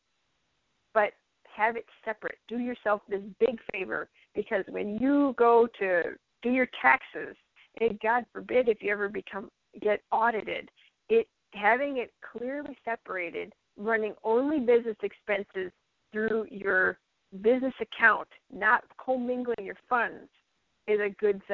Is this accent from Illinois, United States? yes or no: yes; Illinois, United States; also born or lived in western Minnesota; now in North Dakota, United States; I'm from Illinois and everybody does everything under S corps in Illinois. I move up here to North Dakota in the western side of Minnesota